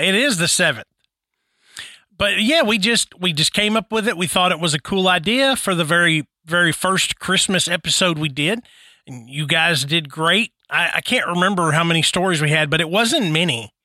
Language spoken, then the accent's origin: English; Tennessee, United States; I'm from Tennessee.